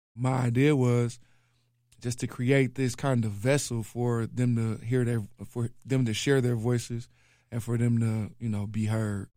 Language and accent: English; Milwaukee, Wisconsin, United States; I'm from Sherman Park, um, born and raised.